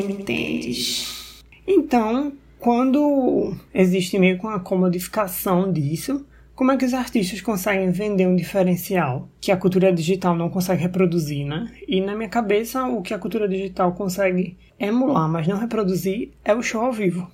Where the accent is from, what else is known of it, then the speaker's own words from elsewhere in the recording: Recife, Pernambuco, Brazil; Sou de Recife